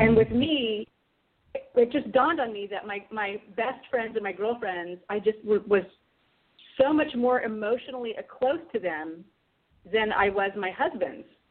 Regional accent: San Francisco Bay Area, California, United States; I was born and raised also in California, but in the San Francisco Bay Area

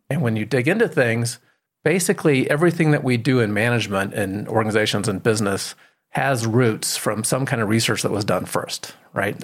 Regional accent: Colorado, United States; I'm from Colorado

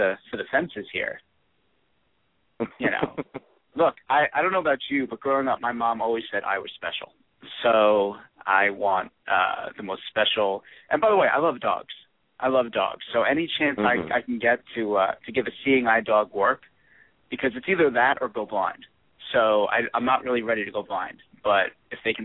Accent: Northeast, United States; I'm from the Northeast

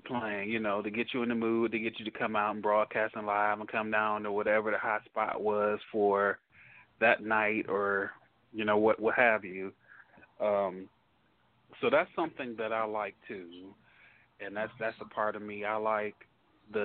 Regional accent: Detroit, Michigan, United States; now in Dallas, United States; I'm from Detroit, so Detroit has a history of house music

